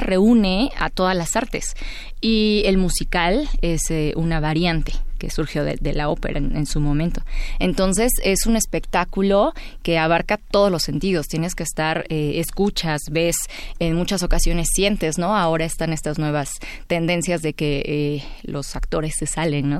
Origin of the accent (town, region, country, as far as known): Puebla, Mexico; born or raised there; also born or lived in Veracruz